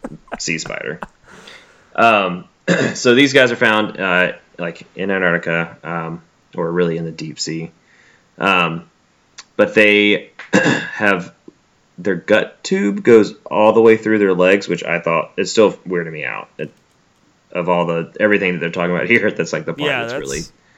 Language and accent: English; Alabama, United States; also born or lived in Mississippi; Also, like, I'm from Alabama and Mississippi.